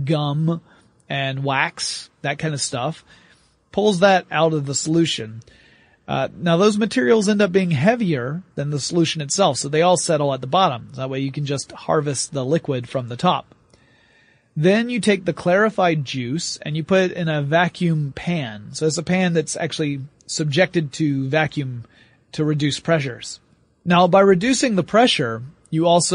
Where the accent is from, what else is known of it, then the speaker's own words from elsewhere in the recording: the South, United States; I'm from the South